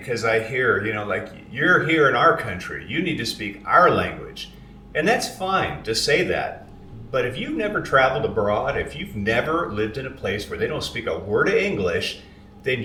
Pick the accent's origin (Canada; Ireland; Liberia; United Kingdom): Canada; I'm Canadian.